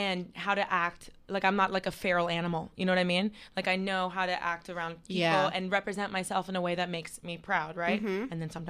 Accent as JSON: {"language": "English", "town": "Miami", "region": "Florida", "country": "United States", "tie": "born or raised there", "said": "I grew up in Miami, Florida. Yeah, please. It's hot all year round."}